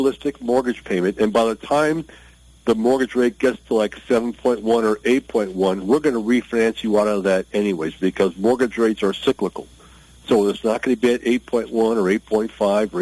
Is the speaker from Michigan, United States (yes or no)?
yes; Michigan, United States; moved away; I grew up in Michigan